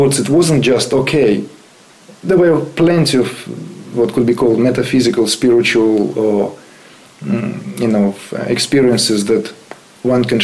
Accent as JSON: {"language": "English", "country": "Uzbekistan", "tie": "born or raised there", "moved": "yes", "said": "I was born in Uzbekistan."}